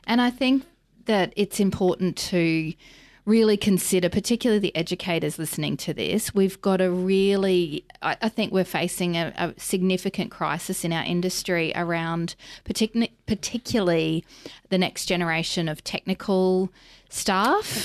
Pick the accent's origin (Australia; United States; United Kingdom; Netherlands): Australia; Mackay, Queensland; now in Brisbane, Australia; I'm from Mackay originally